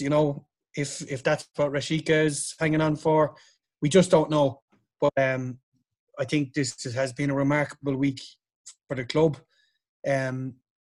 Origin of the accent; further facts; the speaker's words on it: Ireland; Us being Irish